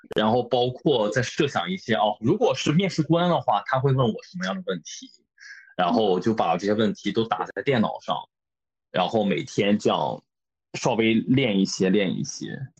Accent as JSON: {"language": "Chinese", "country": "China", "also_born_or_lived": "Tokyo, Japan", "moved": "as an adult", "lives_now": "Kanagawa, Japan", "said": "我是一个中国人"}